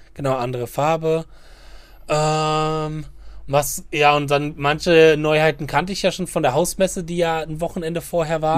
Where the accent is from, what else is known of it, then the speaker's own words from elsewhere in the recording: Germany; Wir Deutschen